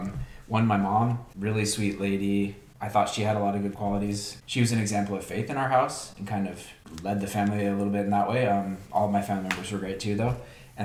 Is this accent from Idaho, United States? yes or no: no; Portland, Oregon, United States; also born or lived in Provo, Utah; I grew up in the Portland, Oregon area.